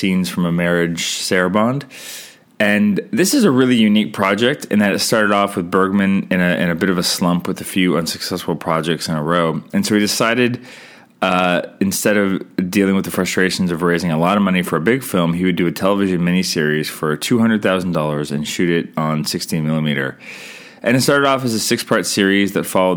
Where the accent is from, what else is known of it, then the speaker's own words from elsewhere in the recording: Canada; I'm Canadian filmmaker